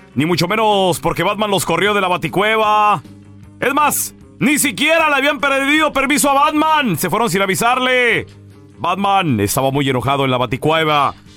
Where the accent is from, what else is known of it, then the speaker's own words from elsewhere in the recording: Chihuahua, Mexico; Yo soy de Chihuahua